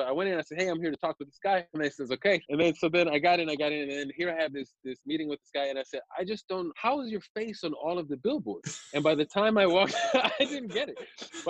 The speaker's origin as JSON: {"language": "English", "country": "Germany", "tie": "born or raised there", "said": "And at the time, I grew up military and in Germany and stuff."}